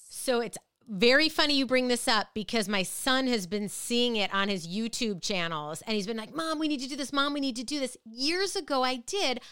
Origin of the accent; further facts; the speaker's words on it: Minnesota, United States; now in Connecticut, United States; Growing up in Minnesota